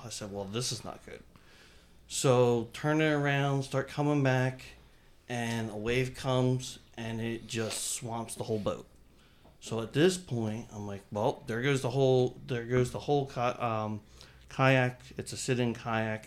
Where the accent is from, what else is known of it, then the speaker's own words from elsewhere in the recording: New Jersey, United States; I grew up in New Jersey